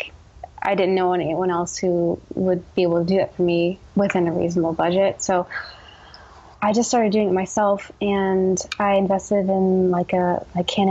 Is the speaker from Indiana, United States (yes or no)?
no; New Jersey, United States; moved away as an adult; also born or lived in New York City; now in Portland, United States; having grown up in New Jersey